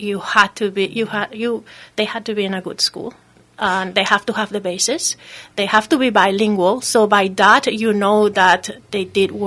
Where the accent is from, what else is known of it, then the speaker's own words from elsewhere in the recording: Peru; moved away as an adult; also born or lived in Ohio, United States; now in Houghton, United States; I came from Peru, and I was an undergrad in Ohio